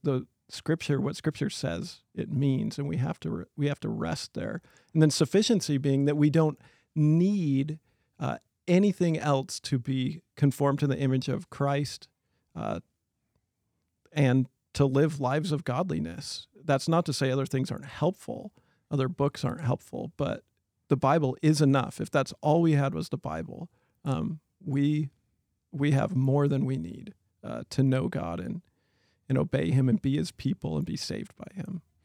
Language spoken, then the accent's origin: English; Chewelah, Washington, United States; I grew up in Cholula, Washington